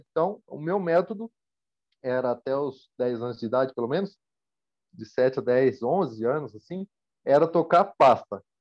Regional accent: Campinas, São Paulo, Brazil; also born or lived in Marília; Na verdade, eu nasci em Ribeirão Preto, ah, desculpa, nasci em Marília. Ah. Aí, já em 88, minha família se mudou para Campinas. Então, eu me considero mais campineiro do que qualquer coisa.

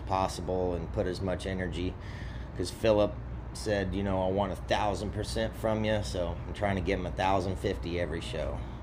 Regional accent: the South, United States; we're all from the South

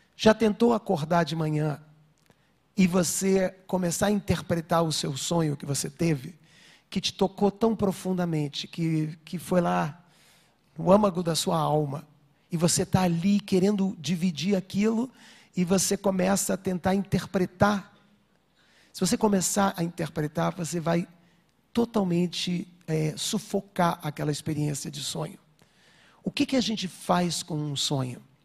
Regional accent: Rio de Janeiro, Brazil; eu estava vindo para São Paulo, sou do Rio

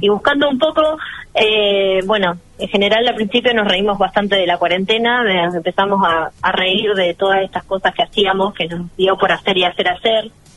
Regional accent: Argentina; nos identifica como argentinos

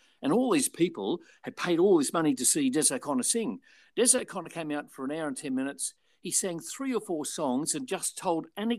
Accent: Australia; So what Alan did was use me as the Australian act.

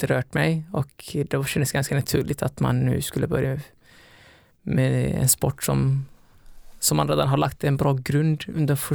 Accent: Alingsås, Västra Götaland, Sweden; also born or lived in Somalia; now in Gothenburg, Sweden; Så att, eh, ja, även om jag är från Alingsås egentligen

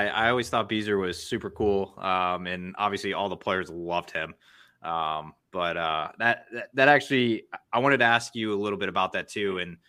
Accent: St. Louis, Missouri, United States; I grew up in St. Louis

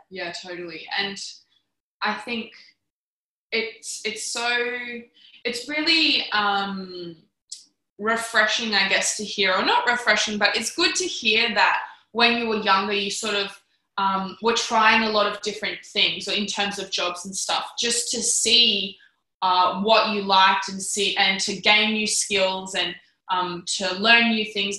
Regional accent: Canberra, Australian Capital Territory, Australia; I'm from Canberra

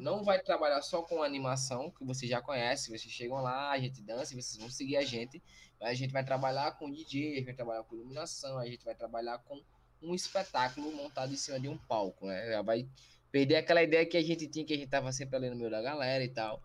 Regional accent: Brazil; a gente é brasileiro

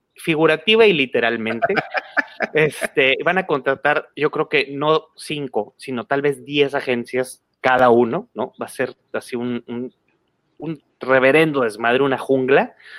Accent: Mexico; aquí en México

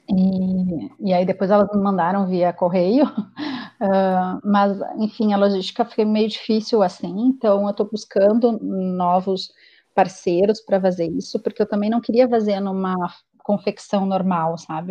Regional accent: Porto Alegre, Rio Grande do Sul, Brazil; moved away as an adult; now in Toronto, Canada; eu sou gaúcha de Porto Alegre e fui morar no Canadá, há, vim morar no Canadá há cinco anos atrás, em Toronto.

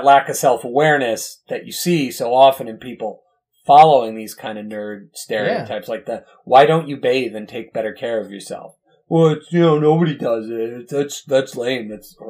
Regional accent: United States; But as an American, we know better.

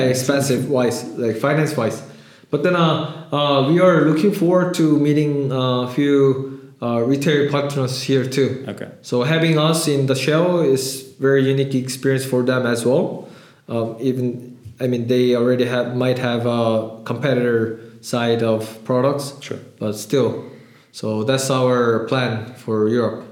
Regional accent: Canada; also born or lived in Seoul, South Korea; I raised, I born in Seoul, but I raised in Canada

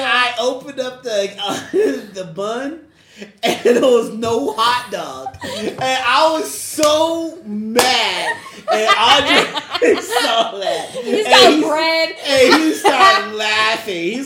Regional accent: Denver, Colorado, United States; I'm from Denver

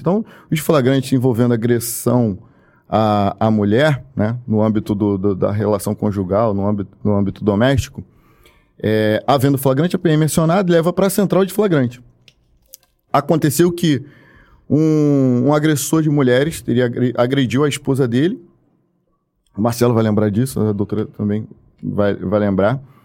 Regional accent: Baixada Fluminense, Rio de Janeiro, Brazil; eu fui criado na Baixada Fluminense

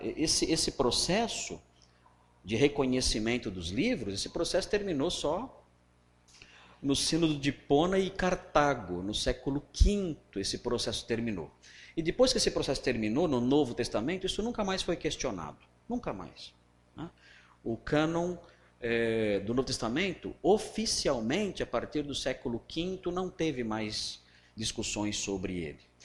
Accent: Cearense, Ceará, Brazil; Nós somos cearenses

